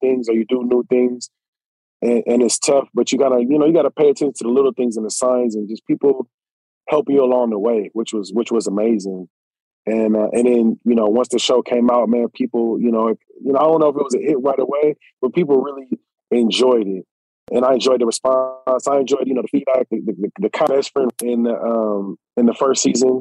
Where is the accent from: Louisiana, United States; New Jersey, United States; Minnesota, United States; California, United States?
California, United States; Southern; I'm from Southern Cal